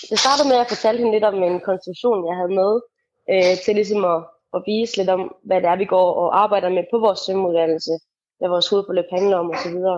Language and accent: Danish; Randers, Central Denmark Region, Denmark; i Randersområdet, der hvor jeg kommer fra